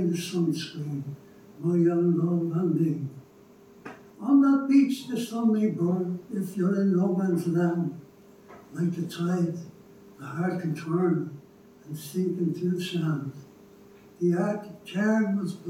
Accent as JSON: {"language": "English", "town": "Dublin", "region": "Leinster", "country": "Ireland", "tie": "born or raised there", "said": "Growing up on Bishop Street"}